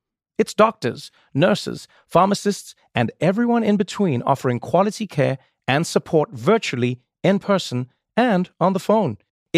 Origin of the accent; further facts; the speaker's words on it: South Africa; I grew up in South Africa, but I had to learn different languages, different accents, different cultures, different.